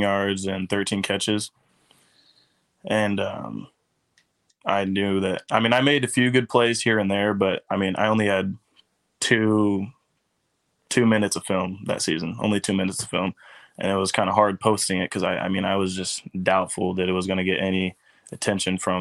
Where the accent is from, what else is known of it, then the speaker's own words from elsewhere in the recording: Savannah, Missouri, United States; I grew up in Savannah with my mom